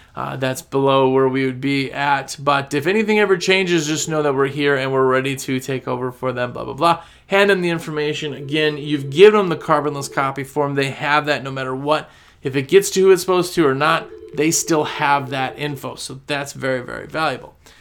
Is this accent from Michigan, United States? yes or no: no; Wisconsin, United States; moved away as an adult; now in North Carolina, United States; I'm from Wisconsin